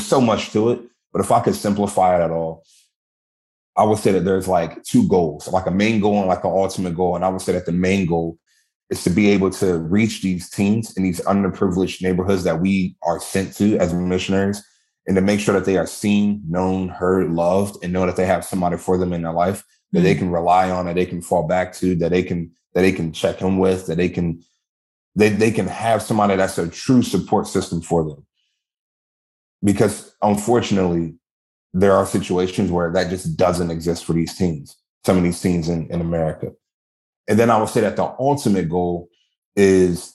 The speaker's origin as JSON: {"language": "English", "town": "Lexington Park", "region": "Maryland", "country": "United States", "tie": "born or raised there", "said": "I'm from Maryland originally, nice little country area in Lexington Park, St. Mary's County. Grew up there"}